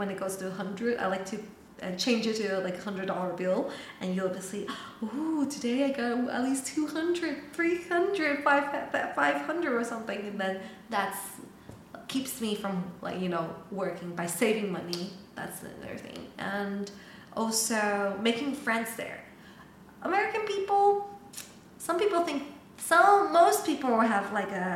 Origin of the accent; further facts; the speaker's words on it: Taiwan; English is a second language; moved away as an adult; I'm from Taiwan.